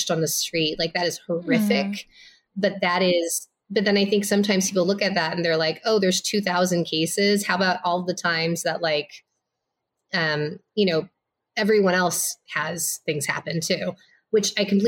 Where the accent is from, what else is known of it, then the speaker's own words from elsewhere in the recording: Los Angeles, California, United States; also born or lived in Minnesota; I was born in Minnesota. I grew up in like the Inland Empire of Los Angeles, which is like the east side of Los Angeles